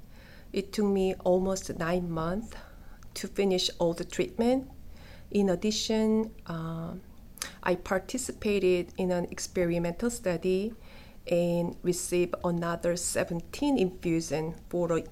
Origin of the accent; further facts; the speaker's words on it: South Korea; moved away; I'm from South Korea